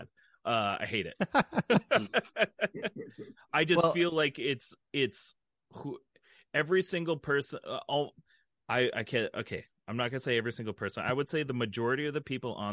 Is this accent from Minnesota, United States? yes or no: yes; Minnesota, United States; we're from Minnesota